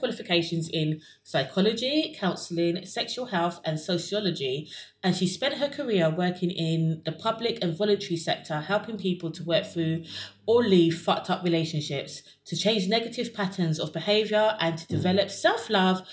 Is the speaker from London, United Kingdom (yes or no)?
yes; London, United Kingdom; I'm from South London